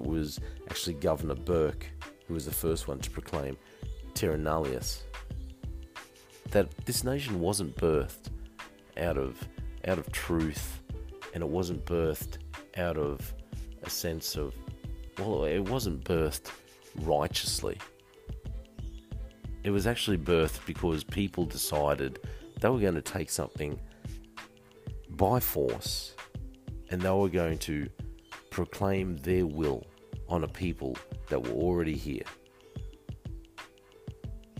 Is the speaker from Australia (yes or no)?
yes; Australia; being taught Australian history in primary school